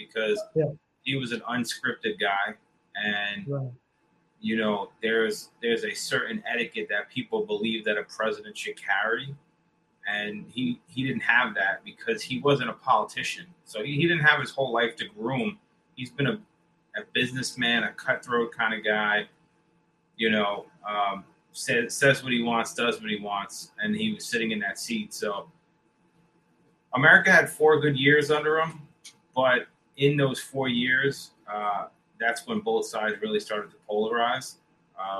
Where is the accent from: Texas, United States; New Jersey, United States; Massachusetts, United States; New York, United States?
New Jersey, United States; I'm from New Jersey